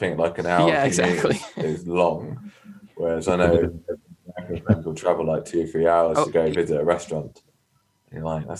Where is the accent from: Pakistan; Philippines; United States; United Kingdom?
United Kingdom; London; London. London-based.